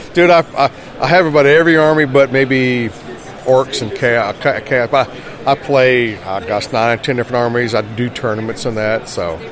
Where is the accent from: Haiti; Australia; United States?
United States; South Carolina; I'm from South Carolina